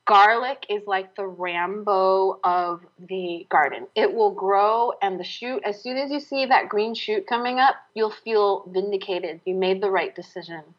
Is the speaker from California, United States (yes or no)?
yes; San Francisco, California, United States; moved away; I grew up in San Francisco